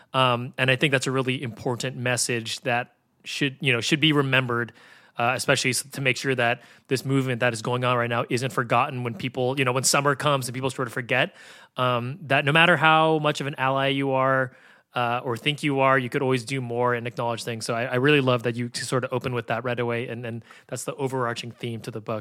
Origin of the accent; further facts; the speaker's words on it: San Francisco, California, United States; I grew up in San Francisco